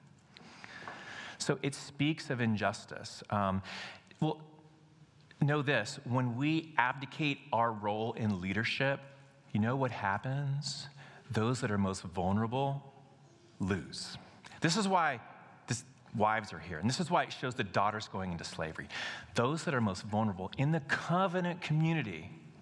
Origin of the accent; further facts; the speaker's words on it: United States; We as American Christians